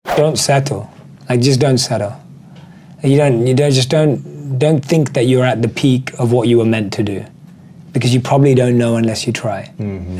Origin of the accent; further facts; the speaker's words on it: London, United Kingdom; I'm born and raised in London. I grew up liking anything an average Londoner is into